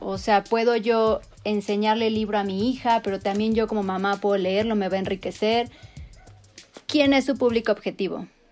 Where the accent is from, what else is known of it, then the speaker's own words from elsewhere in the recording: Mexico; somos mexicanos chidos